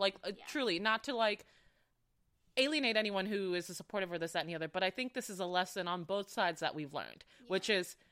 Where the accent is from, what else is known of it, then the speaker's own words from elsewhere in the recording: Florida, United States; moved away; I'm from Florida, so I understand a lot of conservative viewpoints